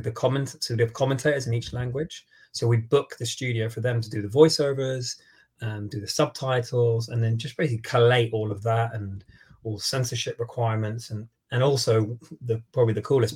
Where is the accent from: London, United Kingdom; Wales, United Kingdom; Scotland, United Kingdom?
London, United Kingdom; I grew up in London, still live here